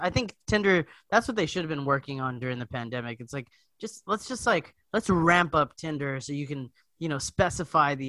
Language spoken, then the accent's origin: English; Hawaii, United States; I'm from Hawaii